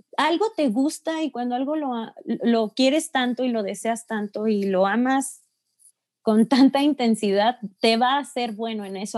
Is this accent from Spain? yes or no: no; Mexico; como mexicano